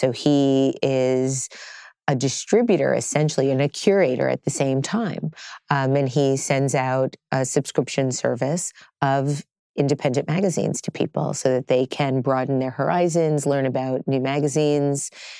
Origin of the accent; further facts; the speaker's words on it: Staten Island, New York, United States; also born or lived in Brooklyn, United States / Howard Beach, Queens, United States; Well, I'm a native New Yorker.